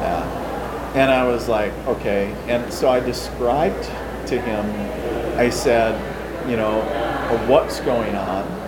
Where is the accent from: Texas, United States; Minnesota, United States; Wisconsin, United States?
Minnesota, United States; International Falls; now in Fargo, United States; I am a Minnesota native, so I was born and raised in northern Minnesota, so in a little town called International